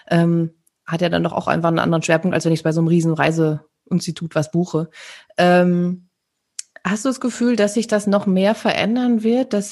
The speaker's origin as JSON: {"language": "German", "region": "North Rhine-Westphalia", "country": "Germany", "said": "Also wir kommen ja aus dem Sauerland und da ist"}